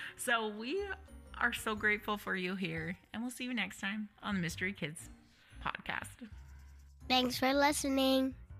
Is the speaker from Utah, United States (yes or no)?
yes; Utah, United States; now in Nevada, United States; so I'm from Utah, we currently live in Nevada.